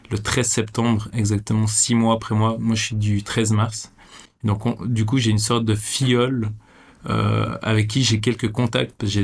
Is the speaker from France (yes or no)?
no; Vevey, Vaud, Switzerland; euh, je suis né à Vevey, je suis suisse